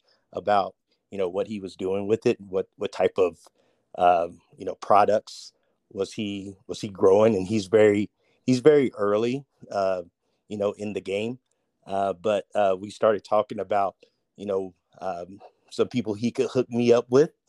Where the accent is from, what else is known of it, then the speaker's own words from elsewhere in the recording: Crofton, Kentucky, United States; moved away as an adult; I'm born and raised in Kentucky, specifically Crofton, Kentucky, a small town